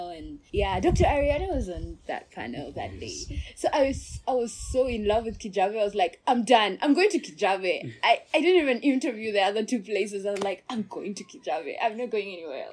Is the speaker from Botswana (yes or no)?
yes; Botswana; accent: not Kenyan; moved away as an adult; also born or lived in Russia; now in Kenya; I was born in Kenya. Okay. My parents are Kenyan. But when I was five, my dad is a civil engineer. So when I was five, my dad applied for a job with the government of Botswana, and he got it